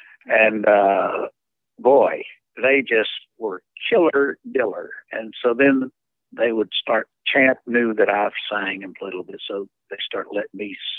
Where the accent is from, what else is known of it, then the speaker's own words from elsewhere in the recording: Texas, United States; we're from Texas